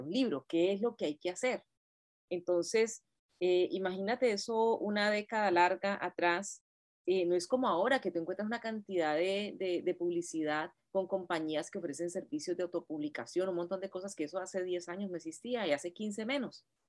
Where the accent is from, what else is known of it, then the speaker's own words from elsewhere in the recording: Cali, Valle del Cauca, Colombia; moved away as an adult; now in United States; yo me gradué de maestra en Colombia, yo soy normalista eh, de Cali, y, y, llegué acá hace ya veintitantos años